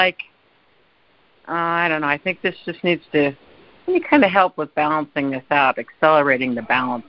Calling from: Tahoe, United States; from Tahoe.

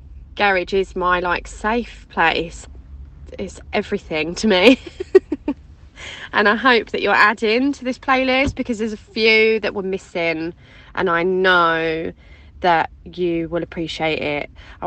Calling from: Harlow, East of England, United Kingdom; I'm calling from Tesco Car Park in Harlow, Essex.

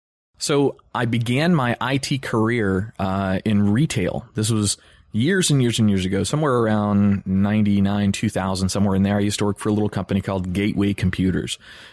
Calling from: Cocoa Beach, Florida, United States; I'm actually sitting in my recording studio for our podcast down here in Cocoa Beach, Florida. So if East Coast, Central Florida, if you know where Orlando is, we're about 35 to 40 minutes east of that, right on the coast.

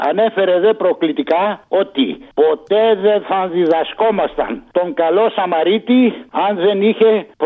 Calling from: Egaleo, Attica, Greece; Έλα, γεια σου, Αποστόλη. … από το Εγάλεο, φίλε μου.

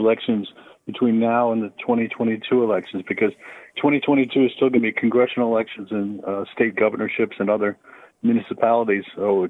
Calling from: Long Beach, California, United States; I'm actually calling from I'm actually calling from Long Beach, California.

